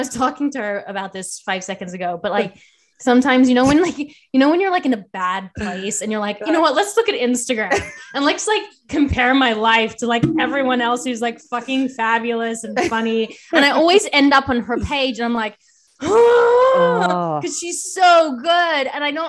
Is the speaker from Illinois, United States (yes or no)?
no; Los Angeles, California, United States; And growing up in Los Angeles, like for me, I'm at this place with Los Angeles where I really love it